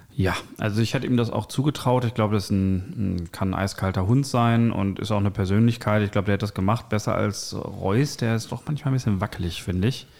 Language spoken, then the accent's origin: German; Bochum, North Rhine-Westphalia, Germany; Ich bin ja auch in Bochum geboren